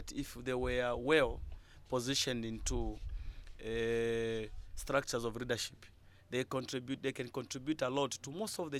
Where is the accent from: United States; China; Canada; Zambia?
Zambia; Luapula Province; I'm from Luapula